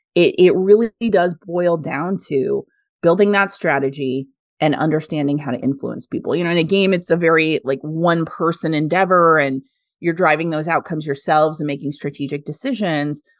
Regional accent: Kansas, United States; I'm a kid from Kansas

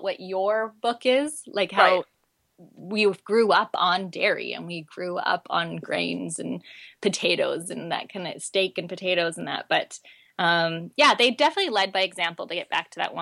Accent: Vancouver, British Columbia, Canada; also born or lived in Okanagan Valley; I'm from Vancouver

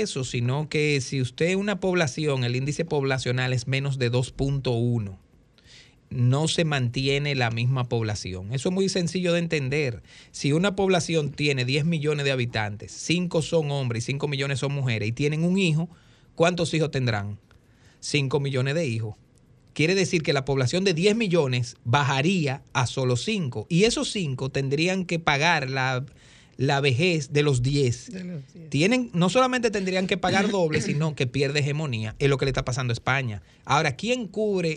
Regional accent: Dominican Republic; soy dominicano con una cédula

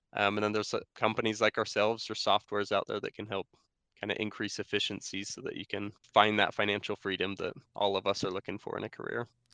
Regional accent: Sandy, Utah, United States; I grew up here in Salt Lake City, Utah, in Sandy

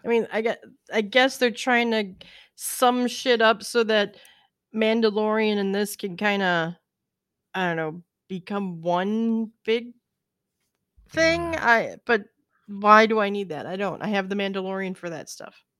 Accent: Illinois, United States; because I'm from Illinois and I've been there

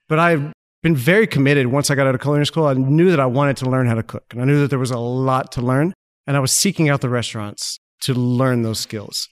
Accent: Malvern, Arkansas, United States; I grew up in Malvern, Arkansas

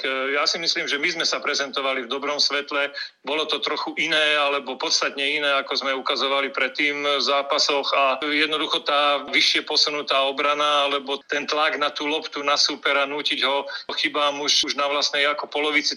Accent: Banská Bystrica, Banská Bystrica Region, Slovakia; ja ako Bystričan

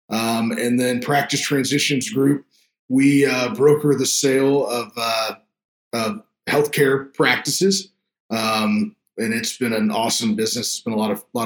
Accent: Texas, United States; I live here in Austin, Texas, born and raised in Texas

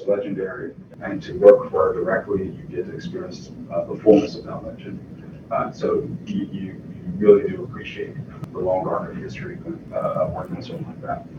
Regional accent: United States; I wanted to be a tax lawyer. I'm an American.

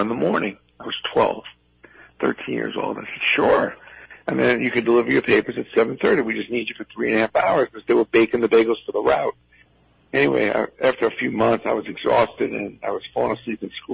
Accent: New York City, New York, United States; I grew up in Brooklyn

